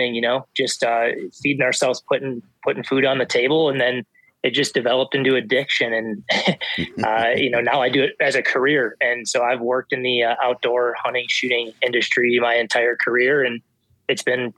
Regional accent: Midwest, United States; I grew up hunting whitetail in the Midwest.

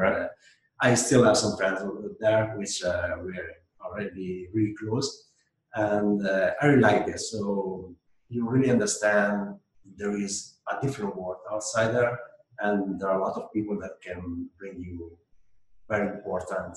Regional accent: Italy; moved away; I grew up in Italy, which is a completely different mentality from other countries

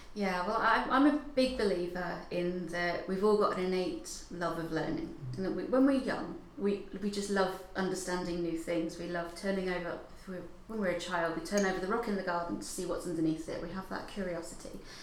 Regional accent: Hertfordshire, East of England, United Kingdom; moved away as an adult; also born or lived in Dundee; I'm originally from Hertfordshire.

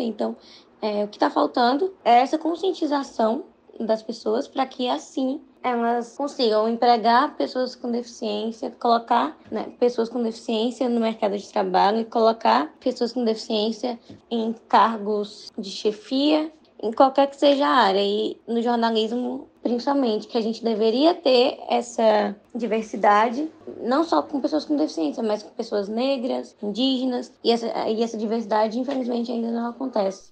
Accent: Fortaleza, Ceará, Brazil; eu sou de Fortaleza, Ceará, e estou no último semestre de jornalismo

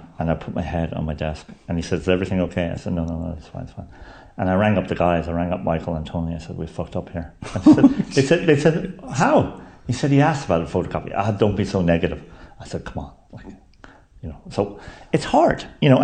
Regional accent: Ireland; moved away; being an Irishman abroad

